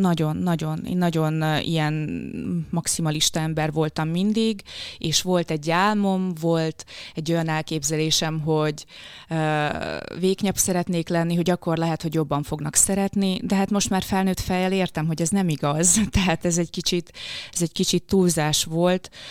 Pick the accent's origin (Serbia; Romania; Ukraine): Ukraine; Kisdobrony, Zakarpattia Oblast; first language Hungarian; moved away; Kárpátalján, Kisdobrony nevű faluban, ez Záhonytól nincs messze, azt hiszem egy 15 kilométerre, tehát nagyon-nagyon közel a határhoz. Magyar iskolát végeztem, magyar gimnáziumba jártam.